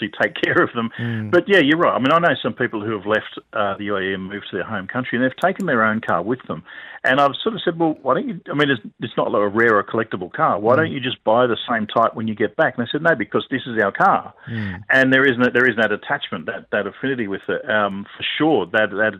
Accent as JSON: {"language": "English", "country": "Australia"}